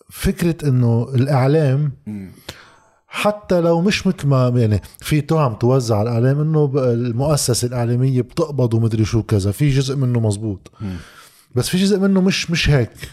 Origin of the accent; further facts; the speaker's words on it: Lebanon; نحن بالصحافه عندنا بلبنان